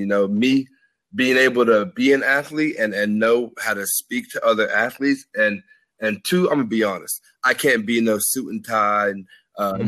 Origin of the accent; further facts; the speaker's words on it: Dallas, Texas, United States; moved away as an adult; also born or lived in Arkansas; I'm from Dallas